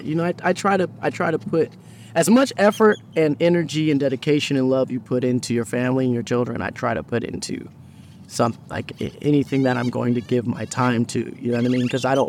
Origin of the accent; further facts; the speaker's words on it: Phoenix, Arizona, United States; now in Los Angeles, United States; And I've learned to appreciate it in because when I come from Phoenix.